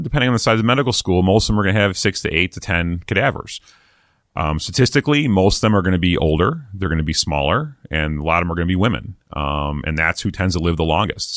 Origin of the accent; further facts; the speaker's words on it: East Coast, United States; moved away; I'm from the East Coast originally